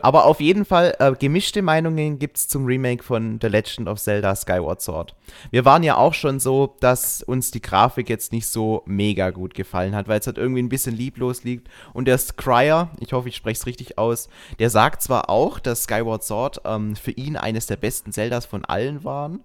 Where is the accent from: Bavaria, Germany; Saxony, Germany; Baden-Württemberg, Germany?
Baden-Württemberg, Germany; Schwäbisch Hall district; Ich komme aus dem Landkreis Schwäbisch Hall